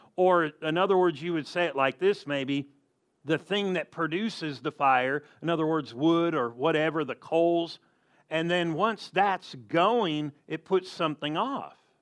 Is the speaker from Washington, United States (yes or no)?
no; Southern California, United States; I grew up in Southern California